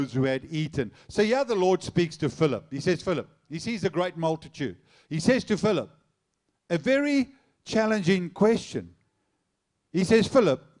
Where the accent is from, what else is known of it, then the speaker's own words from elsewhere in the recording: South Africa; I'm South African